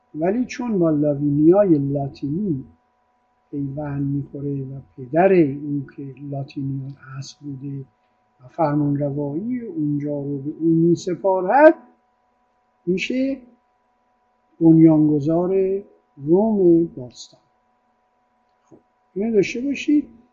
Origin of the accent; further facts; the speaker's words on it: Iran; also born or lived in Italy; ما ایرونی ها